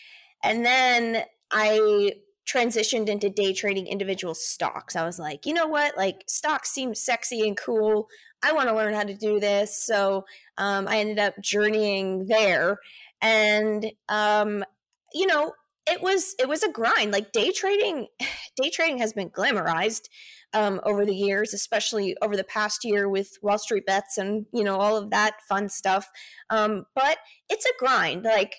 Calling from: Austin, Texas, United States; I'm in Austin, Texas.

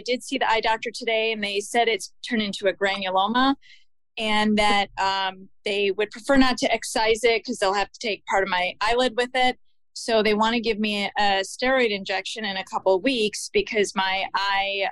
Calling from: Chicago, Illinois, United States; I'm calling from Chicago

